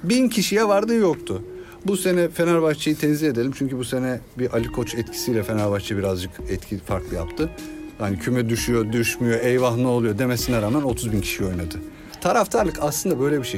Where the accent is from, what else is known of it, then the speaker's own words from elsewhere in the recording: Ankara, Turkey; ortaokul lise dönemi ben Ankaralıyım. Ankara'da yıllarca hafta sonları maça gittim.